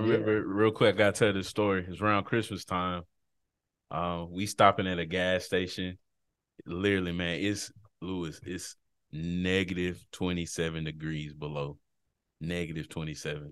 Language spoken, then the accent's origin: English; Texas, United States; moved away as an adult; also born or lived in Washington, D.C.; my home state of Texas. Glad to be home